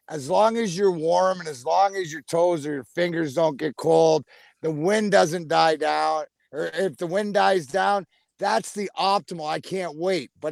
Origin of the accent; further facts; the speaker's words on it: Michigan, United States; And we're all from Michigan, so whether it's driving, whether it's you know going out uh, skiing, going up north snowmobiling.